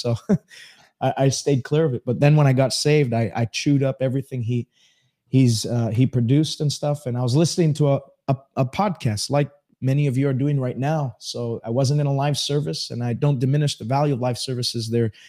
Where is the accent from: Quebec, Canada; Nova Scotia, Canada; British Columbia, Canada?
Quebec, Canada; Montreal; born and raised in Montreal.